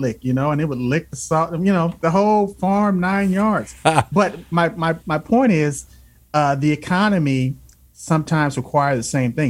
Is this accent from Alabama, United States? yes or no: yes; Alabama, United States; I grew up in the South. {S0} Yes. {S1} I was born in Alabama.